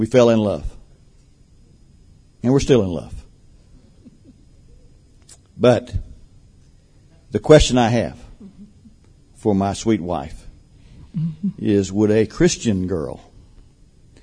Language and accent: English; Albany, Georgia, United States; finally settled down with my grandparents in Albany, Georgia, and was basically raised there